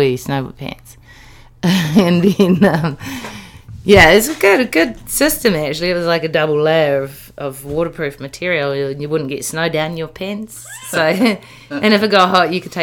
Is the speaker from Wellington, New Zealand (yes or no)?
yes; Wellington, New Zealand; moved away; Wellington. I grew up in Tawa